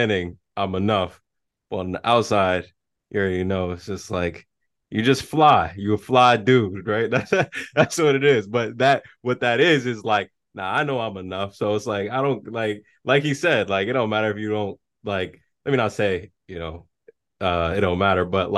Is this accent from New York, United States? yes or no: yes; New York, United States; I'm from New York